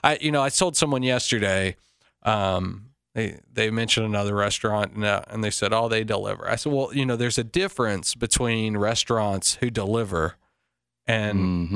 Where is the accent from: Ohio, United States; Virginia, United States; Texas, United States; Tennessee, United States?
Tennessee, United States; Cleveland; moved away as an adult; also born or lived in Nashville / California / Japan / Afghanistan; I grew up in Cleveland, Tennessee, and, you know, I was in high school when, you know, Peyton Manning and T. Martin were, you know, and T. Martin won the national championship. I grew up a Vol fan.